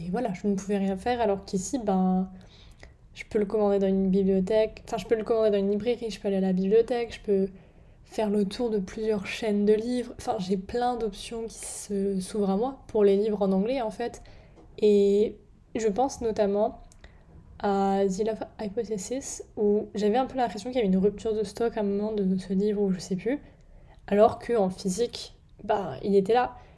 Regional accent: France; moved away as an adult; now in England, United Kingdom; chez moi en France

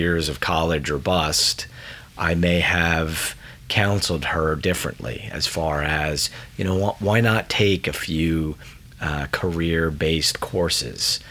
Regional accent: Massapequa, New York, United States; now in Michigan, United States; I'm originally from Massapequa, that's in New York

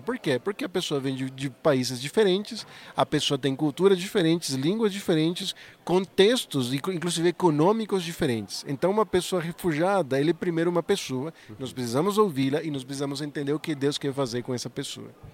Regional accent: Venezuela; Portuguese is a second language; moved away as an adult; now in Maringá, Brazil; Eu sou venezuelano

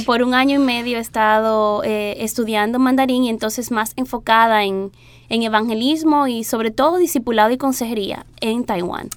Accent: Dominican Republic; moved away; yo soy dominicana

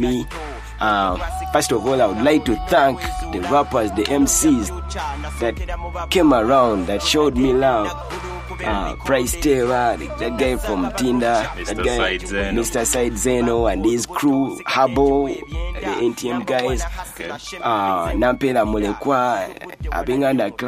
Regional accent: Kampala, Central Region, Uganda; my hometown rapper, a Mutungo Bina rapper

